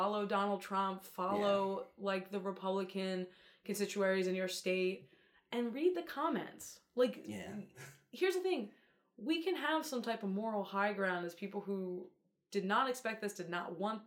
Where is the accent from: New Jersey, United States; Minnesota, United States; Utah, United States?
New Jersey, United States; Atlantic City; I'm from Atlantic City.